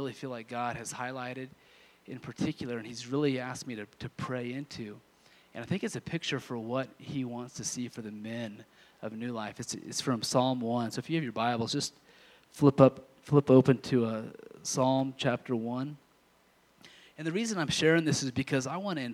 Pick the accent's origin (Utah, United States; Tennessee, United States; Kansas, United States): Kansas, United States; moved away; I'm from Kansas initially